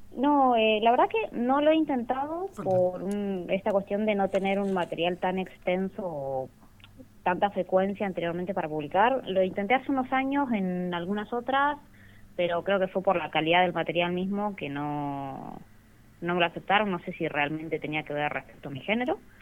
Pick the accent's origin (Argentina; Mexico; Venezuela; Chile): Argentina; Rawson, Chubut; yo soy de Rawson